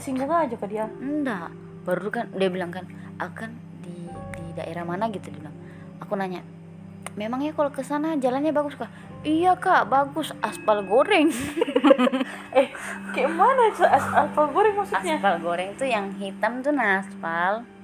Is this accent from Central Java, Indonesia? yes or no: no; North Kalimantan, Indonesia; aku dari Kaltara